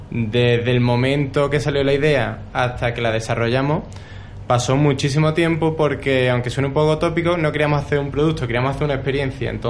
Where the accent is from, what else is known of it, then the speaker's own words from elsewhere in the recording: Seville, Andalusia, Spain; now in Madrid, Spain; Efectivamente, somos sevillanos. Se nos nota un poquito aquí en Madrid.